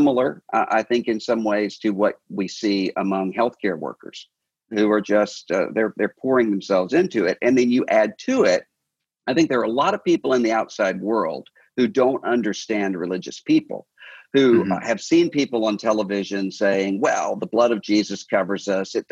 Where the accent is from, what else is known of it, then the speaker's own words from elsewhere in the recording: Mississippi Gulf Coast, United States; I'm from the Mississippi Gulf Coast